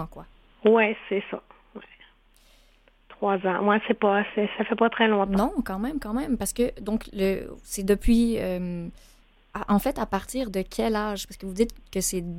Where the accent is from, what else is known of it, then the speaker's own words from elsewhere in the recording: Granby, Quebec, Canada; moved away as an adult; now in Quebec City, Canada; je viens pas d'ici, moi je viens de Grenby